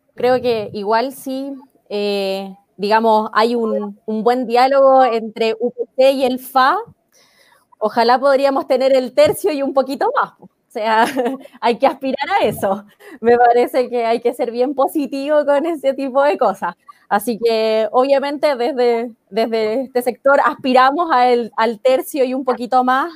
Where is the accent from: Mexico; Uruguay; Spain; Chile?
Chile; nosotros, eh, como chilenos